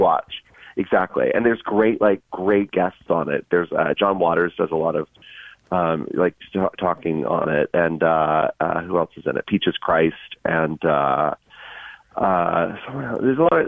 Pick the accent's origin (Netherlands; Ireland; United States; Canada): United States; Georgia; moved away; also born or lived in North Carolina; I'm from Georgia